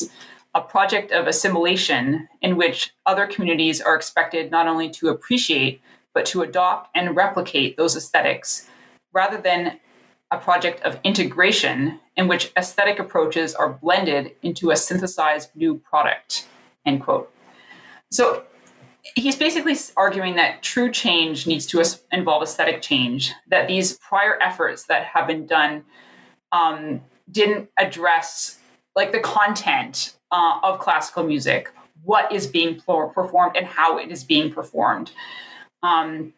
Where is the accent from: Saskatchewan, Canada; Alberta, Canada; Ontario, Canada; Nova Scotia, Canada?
Ontario, Canada; Niagara region; I grew up in the Niagara region. So it was sort of a trek to go to Toronto to see a show